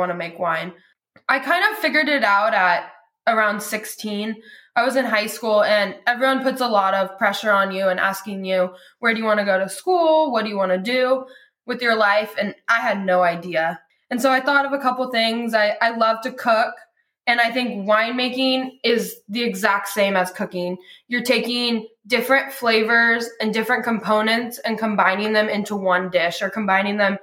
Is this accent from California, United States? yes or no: yes; Lodi, California, United States; I was born and raised in Lodi